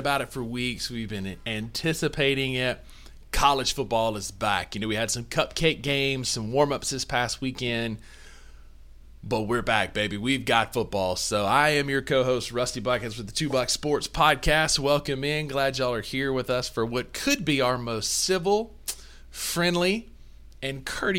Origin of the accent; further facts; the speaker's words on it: Kossuth, Mississippi, United States; accent: sad country accent; Kossuth accent; you and I went to the same school with the same teachers and grew up in the same area